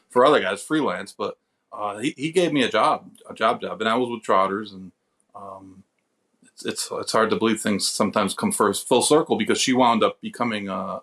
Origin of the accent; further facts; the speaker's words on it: Saratoga Springs, New York, United States; I grew up in Saratoga